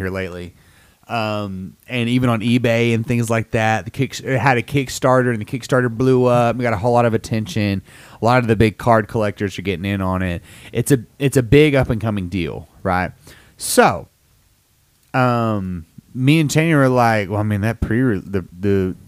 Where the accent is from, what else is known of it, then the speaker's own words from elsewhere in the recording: Huntsville, Alabama, United States; we are native to Alabama